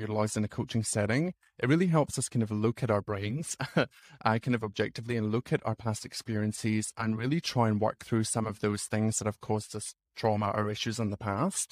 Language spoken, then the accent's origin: English; Scotland, United Kingdom; moved away as an adult; also born or lived in Sydney, Australia / England / Fiji; now in Canberra, Australia; I grew up in Scotland